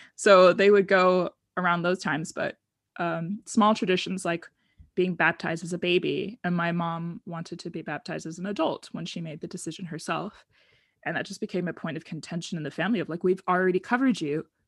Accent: United States; accent: American; moved away as an adult; also born or lived in Oregon / Arizona; now in Netherlands; I grew up in the United States, as you can probably tell from my accent. Um, in Oregon area and then also in Arizona

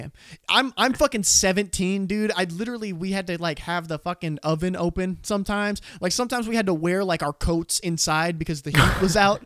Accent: Scottsbluff, Nebraska, United States; I'm from Nebraska

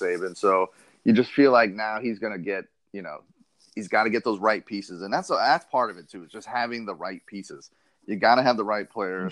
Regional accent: New York, United States; now in Florida, United States; I was born in New York, so my whole family is Giants and Jets fans

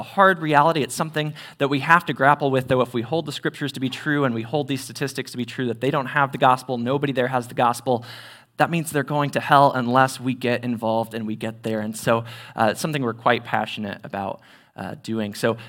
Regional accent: Terre Haute, Indiana, United States; I am originally from Terre Haute. I went to Terre Haute South High School, graduated there in 2012

